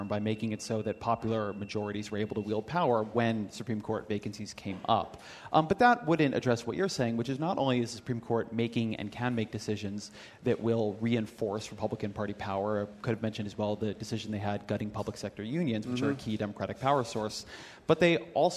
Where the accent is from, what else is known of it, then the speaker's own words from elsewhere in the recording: California, United States; I'm Californian